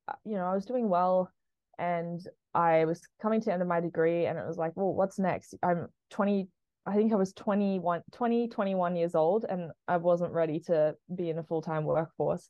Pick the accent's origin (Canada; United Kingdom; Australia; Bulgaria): Australia; Sydney, New South Wales; moved away as an adult; also born or lived in Boise, Idaho, United States; now in Colorado, United States; I currently live in Colorado, but I grew up in Sydney, Australia